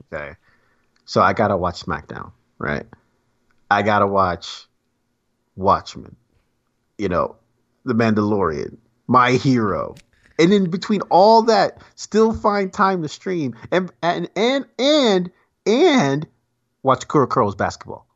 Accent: New York, United States; moved away; I'm from New York.

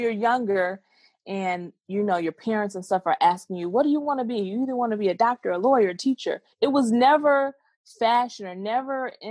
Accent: Southfield, Michigan, United States; also born or lived in Dallas; I was born and raised in Southfield, Michigan.

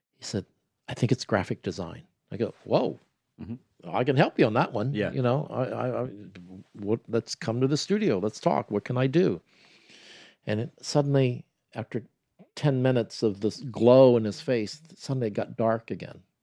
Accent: Columbus, Ohio, United States; moved away; also born or lived in New York; I'm from Columbus, Ohio

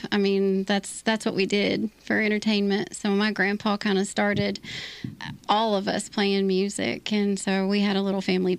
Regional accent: Morehead, Kentucky, United States; I'm from Moorhead, Kentucky.

